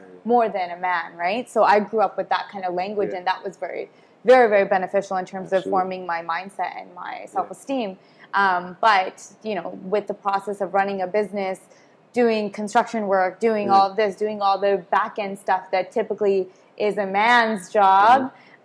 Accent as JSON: {"language": "English", "town": "Abbotsford", "region": "British Columbia", "country": "Canada", "tie": "born or raised there", "said": "I grew up in Abbotsford, small town vibes"}